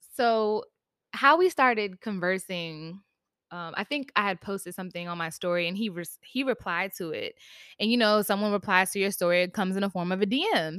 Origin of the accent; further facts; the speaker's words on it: Virginia, United States; now in New York, United States; shout out to the seven five, that's where I'm from